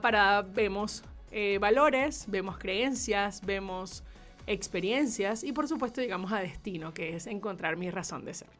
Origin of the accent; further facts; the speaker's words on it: Maracaibo, Zulia, Venezuela; era en la selección preinfantil del estado Zulia. Okay, soy maracucha.